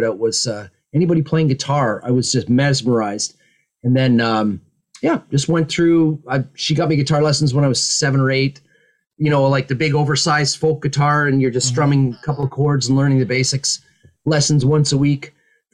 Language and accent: English; just outside of Toronto, Ontario, Canada; also born or lived in Ottawa, Canada; now in England; I was born just outside of Toronto, Canada